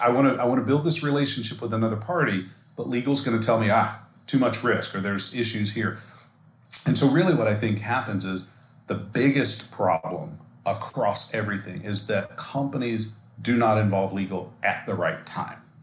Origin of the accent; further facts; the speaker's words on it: Texas, United States; been born and raised in Texas